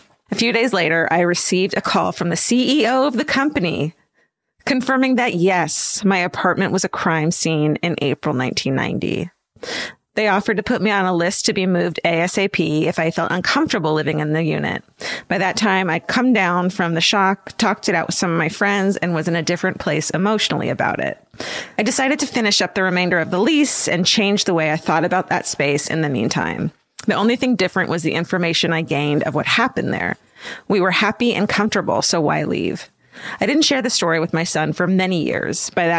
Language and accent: English; San Diego, California, United States; I was a single mom to a young son of 9 at the time, living in my hometown of San Diego. We lived in a small apartment in the neighborhood where I grew up, a suburb called Claremont.